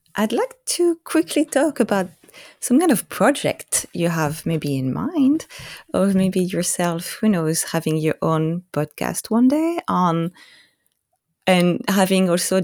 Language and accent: English; Corsica, France; now in Vancouver, Washington, United States; live in Corsica. I mean, I'm from Corsica.